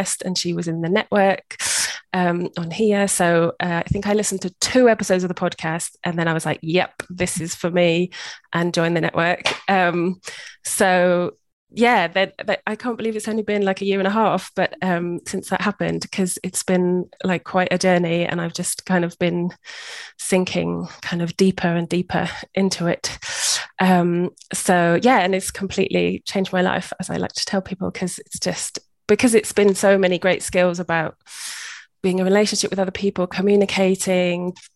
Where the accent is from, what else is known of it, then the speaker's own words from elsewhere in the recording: United Kingdom; moved away as an adult; also born or lived in Cambridge, United Kingdom; now in Costa Rica; I'm British